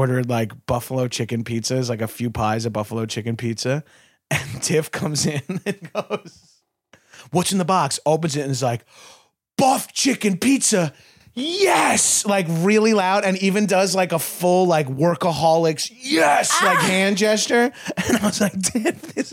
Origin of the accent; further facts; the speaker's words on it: New York, United States; now in Los Angeles, United States; I'm from New York